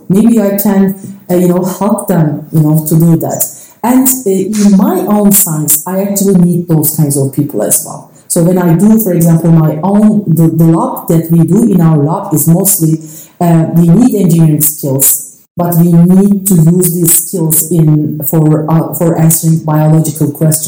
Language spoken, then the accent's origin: English; Turkey; English is a second language; moved away as an adult; I was away from Turkey for 10 years.